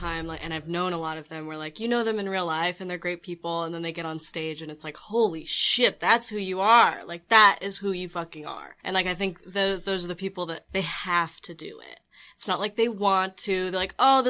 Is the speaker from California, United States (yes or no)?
yes; Redondo Beach, California, United States; also born or lived in San Fernando Valley, California; now in Los Angeles, United States; I grew up in Redondo Beach, which is a great place. Born in the Valley.